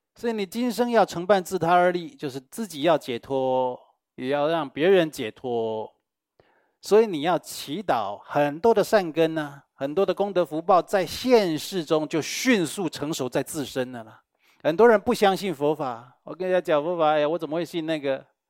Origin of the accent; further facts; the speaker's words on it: Taiwan; 我们台湾人